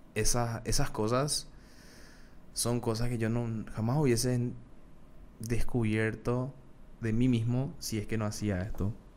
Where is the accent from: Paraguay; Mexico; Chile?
Paraguay; accent: Paraguayan; cómo habla la gente de Paraguay, que yo estoy orgulloso de, cómo hablo